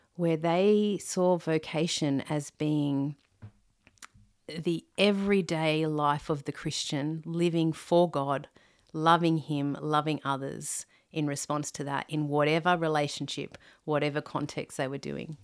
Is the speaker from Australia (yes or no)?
yes; Sydney, New South Wales, Australia; I'm from Australia, a Sydney girl, born and bred